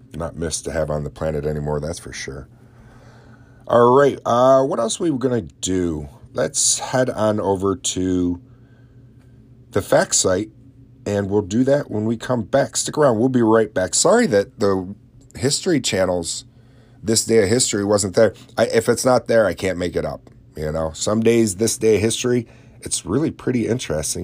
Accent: Oswego County, New York, United States; my own hometown

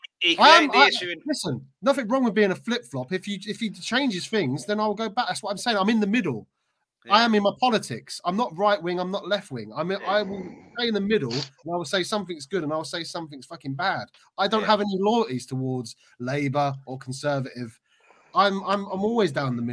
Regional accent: United Kingdom; I'm British myself

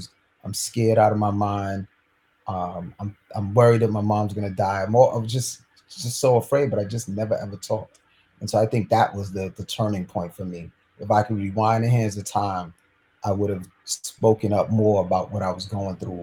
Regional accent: New York City, New York, United States; I grew up in New York City

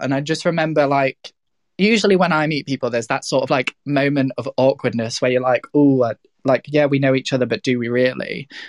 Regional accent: Midlands, United Kingdom; also born or lived in South of England / North of England; I was born in the South, like raised in the Midlands, and then lived in the North because I went to uni.

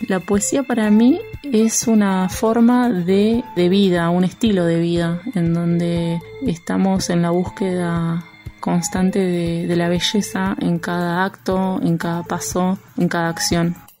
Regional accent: Florencio Varela, Buenos Aires Province, Argentina; moved away as an adult; also born or lived in Barracas, Buenos Aires; now in Buenos Aires, Argentina; Soy oriunda de Florencia Varela, una ciudad que me vio dar los primeros pasos en la escritura

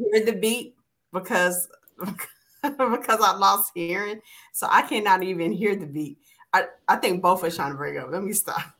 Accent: Alabama, United States; Y'all forgot I'm from Alabama.

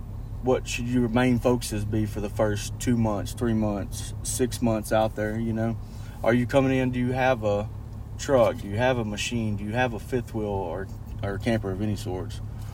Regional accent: Alabama, United States; moved away as an adult; now in West Texas, United States; I moved from Alabama when I was 20 to West Texas

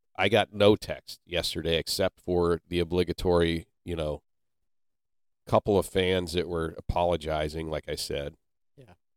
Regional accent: Canton, Ohio, United States; I was born and raised in Canton, Ohio, which is the birthplace of professional football.

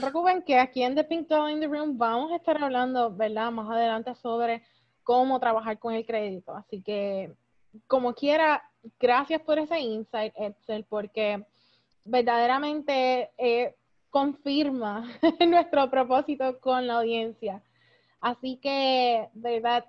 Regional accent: Puerto Rico; moved away

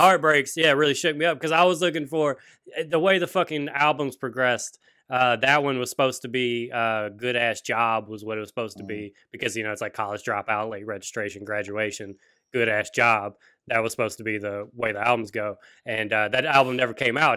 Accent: Louisiana, United States; growing up in Louisiana

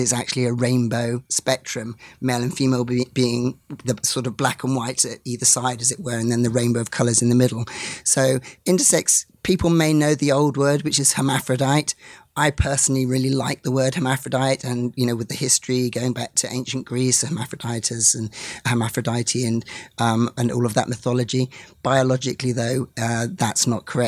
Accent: England, United Kingdom; I'm from England, as you can probably hear, although I'm half Scottish as well

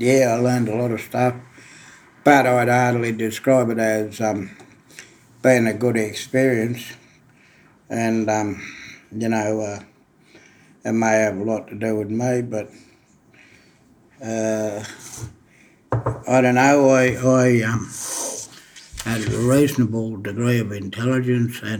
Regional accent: Bourke, New South Wales, Australia; now in Dubbo, Australia; I actually spent my formative years in Bourke in far western New South Wales

